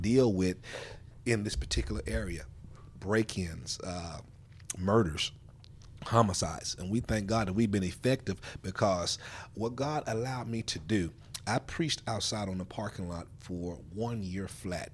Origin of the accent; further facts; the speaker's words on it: Memphis, Tennessee, United States; I am a product of the Fraser community. I grew up here in Fraser